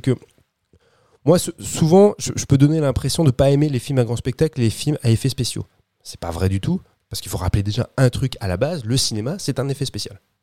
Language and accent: French; France; chez nous en France